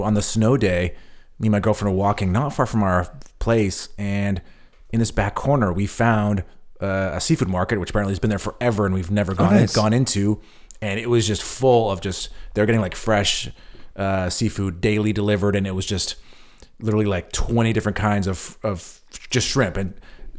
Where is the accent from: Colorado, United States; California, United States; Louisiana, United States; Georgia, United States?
California, United States; Yeah, and I'm also because from California, also, it's like every restaurant you went to had a beautiful fresh fish, you know